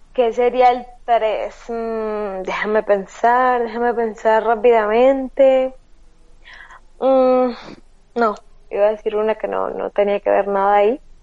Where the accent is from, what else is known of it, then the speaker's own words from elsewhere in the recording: Colombia; moved away as an adult; now in Lisbon, Portugal; somos colombianos